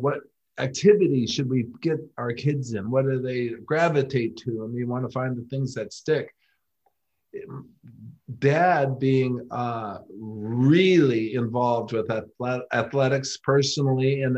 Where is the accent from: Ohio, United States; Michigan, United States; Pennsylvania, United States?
Michigan, United States; growing up in Michigan